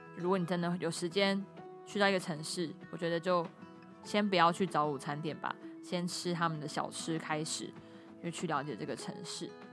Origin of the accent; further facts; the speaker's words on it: Pingtung County, Taiwan; moved away; 我小时候在屏东，我也都是吃白色的蛙桂